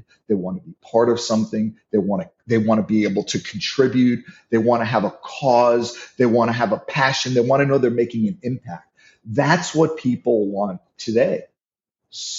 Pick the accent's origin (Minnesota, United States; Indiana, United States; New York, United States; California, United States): New York, United States; I'm from New York.